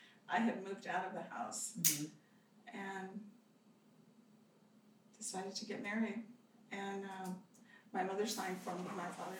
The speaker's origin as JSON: {"language": "English", "region": "Southern California", "country": "United States", "tie": "born or raised there", "also_born_or_lived": "Frederick, Maryland / Colorado", "said": "I was raised in Southern California."}